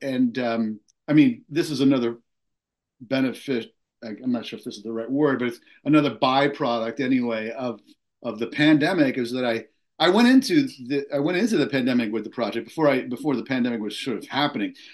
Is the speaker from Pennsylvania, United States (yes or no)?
no; Long Island, New York, United States; when I was a kid growing up on Long Island